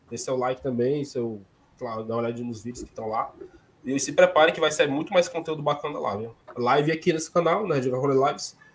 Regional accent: Fortaleza, Ceará, Brazil; a gente é, é da capital mesmo

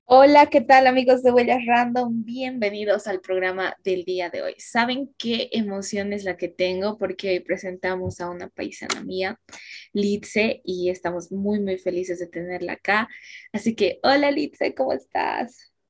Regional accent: Independencia, Cochabamba, Bolivia; específicamente no nos hemos criado en la ciudad como tal, sino que en un municipio, el de Independencia

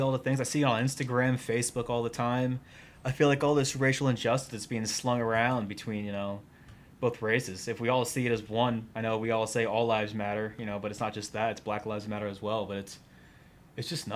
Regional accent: Allentown, Pennsylvania, United States; I'm from Allentown

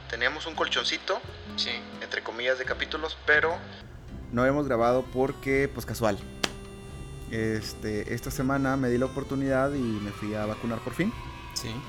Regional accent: Mexico; Entonces yo como buen mexicano actualizado dije, me voy

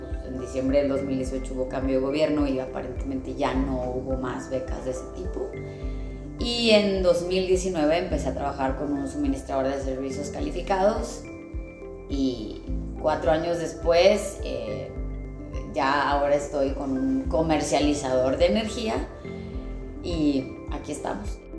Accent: Saltillo, Coahuila, Mexico; also born or lived in Monterrey; Soy originaria de Saltillo, Coahuila. Eh, por razones laborales nos fuimos a vivir a Monterrey, mi papá, mi familia

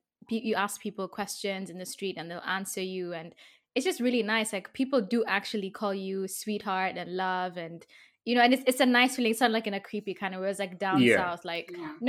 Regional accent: Kiambu County, Kenya; moved away as an adult; also born or lived in Limuru / Sheffield; now in United Kingdom; I'm from Kiambu, I live in Limuru, I like sort of like the quiet life and everything.

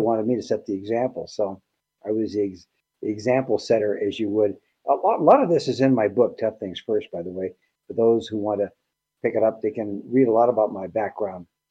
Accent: El Centro, California, United States; moved away; I grew up in Southern California, 10 miles north of the Mexican border

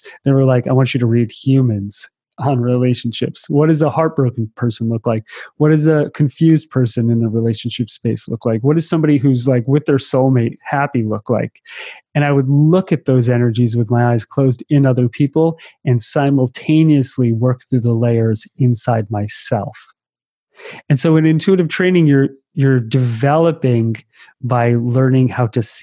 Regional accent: East Coast, United States; moved away; I grew up on the East Coast

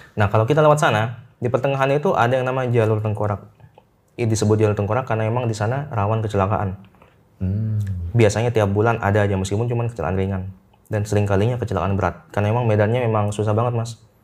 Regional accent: Situbondo, East Java, Indonesia; di daerah saya nih di Situbondo

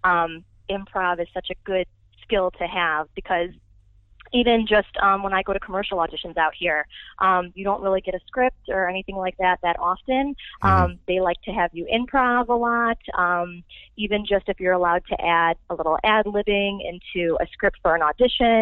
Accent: Chicago, Illinois, United States; I'm actually from Chicago

